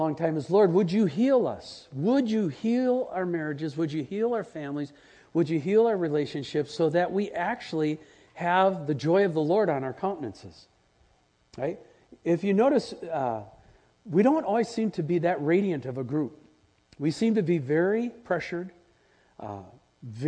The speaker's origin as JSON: {"language": "English", "region": "Wisconsin", "country": "United States", "tie": "born or raised there", "said": "as a kid growing up in Wisconsin, we had that red Wisconsin clay"}